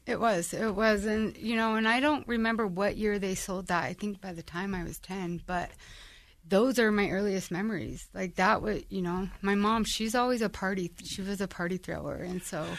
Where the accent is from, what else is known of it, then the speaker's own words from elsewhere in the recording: Ogden, Utah, United States; So, I'm from Ogden. Um, I was born and raised in the area of Ogden